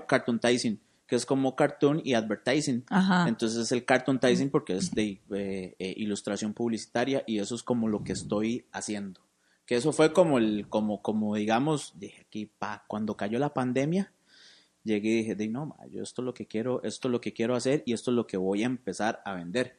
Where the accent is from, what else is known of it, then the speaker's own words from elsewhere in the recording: San José, Costa Rica; moved away as an adult; now in Cartago, Costa Rica; yo soy de San José, yo soy de Barrio México